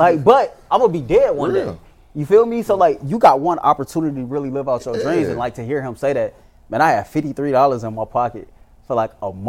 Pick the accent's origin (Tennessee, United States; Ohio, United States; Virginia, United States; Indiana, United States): Ohio, United States; Cleveland; I'm from the east side of Cleveland. … from the east side of Cleveland.